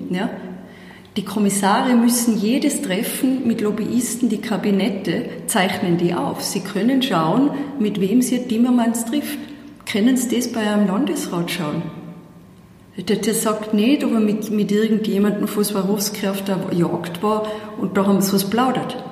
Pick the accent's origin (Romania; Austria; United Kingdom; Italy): Austria; Tyrolean Unterland; accent: Tyrolean Unterland dialect; moved away as an adult; now in Brussels, Belgium; Man hört's an meinem Dialekt, ich bin ja immer nur zuzuordnen, ganz klar im, im Tiroler Unterland